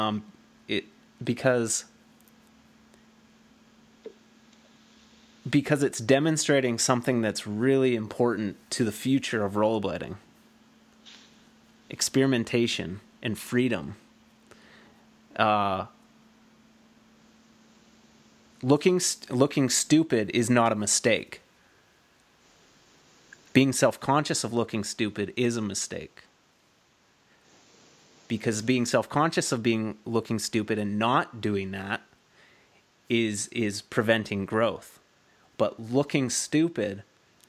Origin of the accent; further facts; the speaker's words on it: Canada; I'm Canadian.